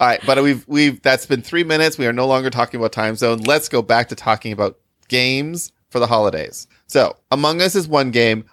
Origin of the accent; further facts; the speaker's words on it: Michigan, United States; now in Chicago, United States; I live in Chicago, and I spent most of my life growing up in Michigan